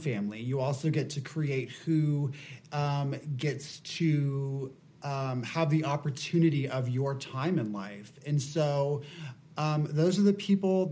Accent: Apopka, Florida, United States; I say I'm from Orlando because that's the most well-known area, but I'm actually from about a half hour outside of Orlando from this smaller town called Apopka. And it's very, very Southern. The people are very warm. I wouldn't say like it's a scary place to grow up

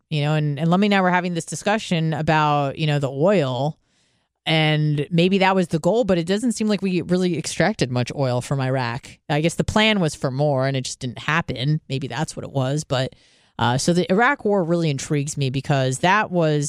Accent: Israel; born there; I was born in Israel and Jewish culturally and ethnically, although non-practicing. But that doesn't mean I don't have a connection to the place.

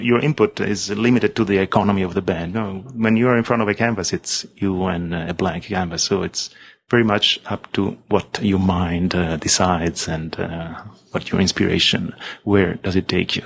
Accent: Rome, Lazio, Italy; moved away as an adult; also born or lived in Los Angeles; now in United States; I'm, I'm, from Rome. I'm from Rome. I left uh, in 1987. So I just finished school.

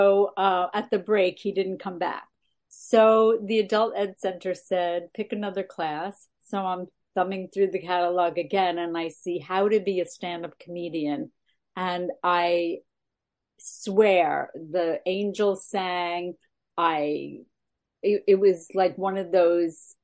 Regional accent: Roslyn Heights, New York, United States; moved away as an adult; also born or lived in Boston; I'm originally from New York, Long Island, Roslyn Heights, 110 Crescent Lane.

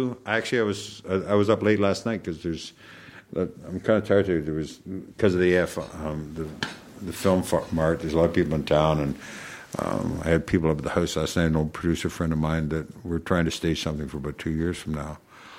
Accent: Canada; I'm Canadian. I watch hockey.

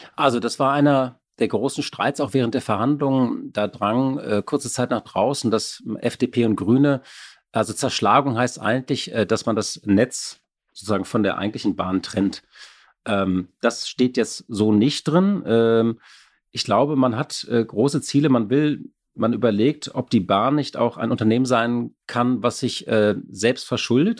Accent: Berlin, Germany; Als Berliner

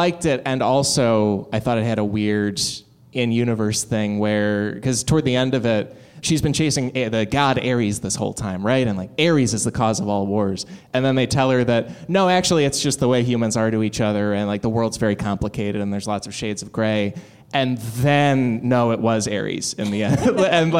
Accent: Glen Ellyn, Illinois, United States; I'm from Glen Ellyn, Illinois

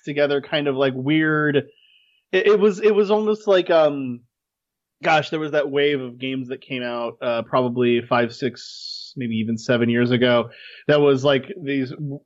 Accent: United States; As an American

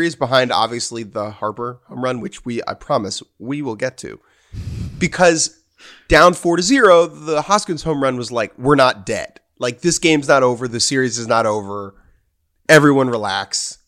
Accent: Dominican Republic; English is a second language; I'm from the Dominican. We play a lot of baseball in the backyard. From where I'm from, we play too much baseball.

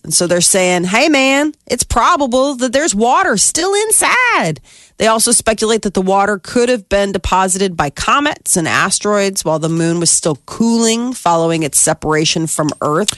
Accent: United States; as American girls

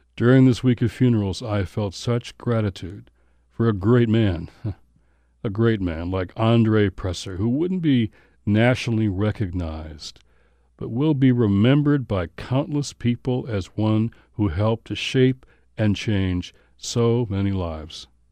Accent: Detroit, Michigan, United States; I grew up in Motown

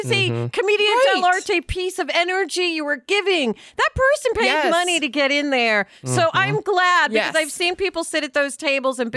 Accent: New York City, New York, United States; I'm a New Yorker

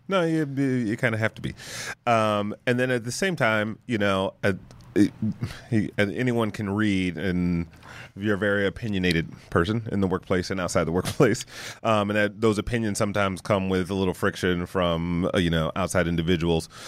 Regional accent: Detroit, Michigan, United States; me growing up in Detroit

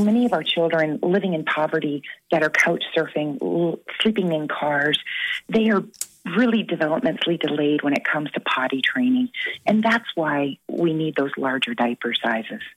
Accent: Canada; moved away; being Canadian

